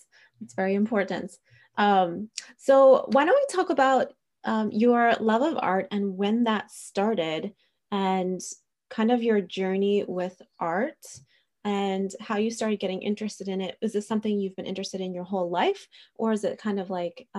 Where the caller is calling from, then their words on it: Pennsylvania, United States; I'm speaking from Pennsylvania in the United States, and we have very bad winters too.